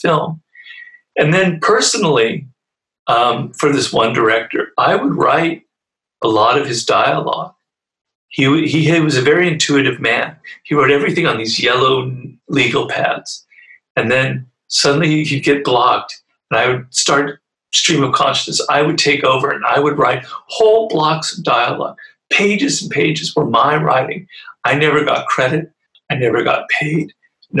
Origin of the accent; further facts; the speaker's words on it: Los Angeles, California, United States; I come from Los Angeles